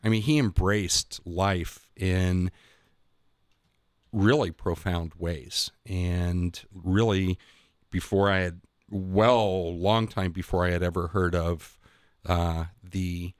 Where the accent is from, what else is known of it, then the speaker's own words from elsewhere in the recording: Newark, Ohio, United States; I grew up Methodist in Newark